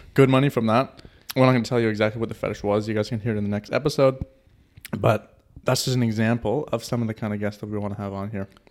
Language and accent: English; Canada; moved away as an adult; now in Germany; I'm from Canada, by the way, to throw that out there. And two years ago, I moved to Germany.